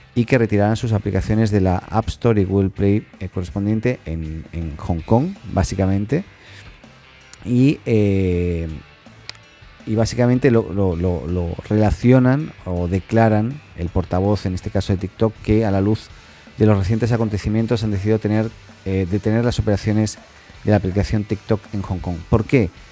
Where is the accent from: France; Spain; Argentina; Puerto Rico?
Spain; Catalonia; soy catalán